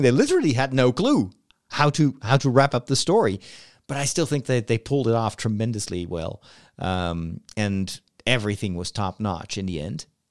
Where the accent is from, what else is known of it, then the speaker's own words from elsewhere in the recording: Netherlands; my home country in the Netherlands